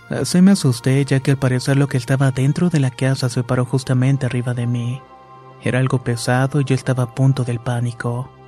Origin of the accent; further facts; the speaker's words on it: Michoacán, Mexico; Soy de Michoacán y todo comenzó cuando conocí a mi esposo.